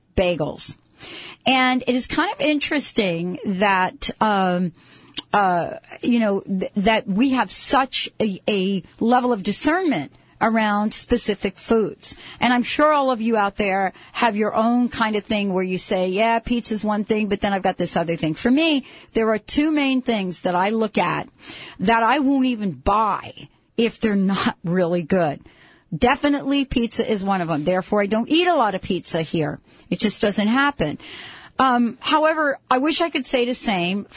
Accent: New Jersey, United States; also born or lived in New York; now in Seattle, United States; Growing up in New York and New Jersey

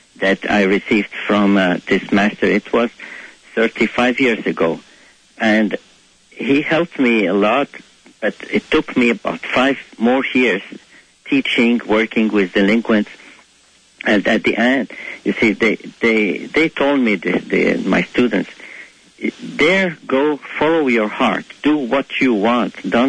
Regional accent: Cairo, Cairo Governorate, Egypt; first language Arabic; English is a second language; moved away as an adult; I was born in Egypt, in Cairo, where every spring when we just go outside, we smell the orange blossoms

